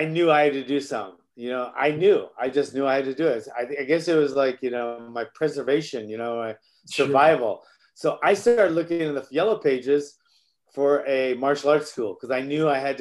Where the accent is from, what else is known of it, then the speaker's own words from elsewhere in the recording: Honolulu, Hawaii, United States; moved away; also born or lived in Woodland Hills, California; I lived in Kamiki, which isn't really a nicer area. So I'm from Kamiki, but I got to go to Kahala Elementary